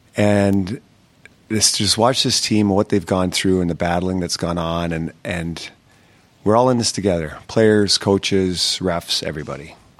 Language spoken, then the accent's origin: English; Canada; especially being a Canadian kid growing up